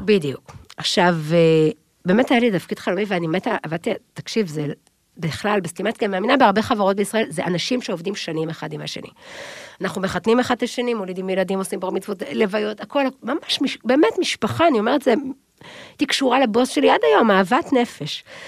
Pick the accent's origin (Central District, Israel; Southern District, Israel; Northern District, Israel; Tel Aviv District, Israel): Tel Aviv District, Israel; Tel Aviv; moved away as an adult; also born or lived in Kfar Haroeh, Emek Hefer; אבל אפשר להוציא את הבחורה מרמת אביב, אבל אי אפשר להוציא את רמת אביב מהבחורה